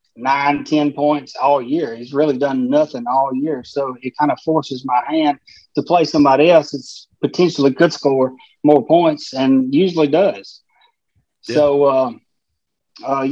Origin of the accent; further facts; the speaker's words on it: Tennessee, United States; moved away as an adult; now in Mississippi, United States; I live in Tennessee my whole life, born and raised